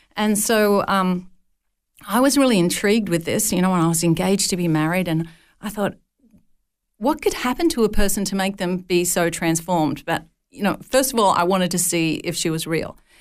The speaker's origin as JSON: {"language": "English", "region": "northern New South Wales", "country": "Australia", "tie": "born or raised there", "said": "as a young, uh, child, my father ran a dairy farm at a place called Nulla Nulla."}